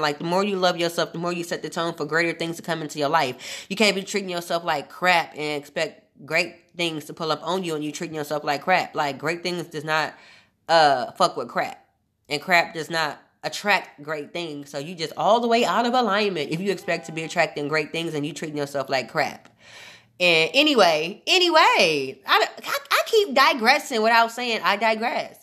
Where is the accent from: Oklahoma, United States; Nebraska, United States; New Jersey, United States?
Nebraska, United States; Omaha; born or raised there; moved away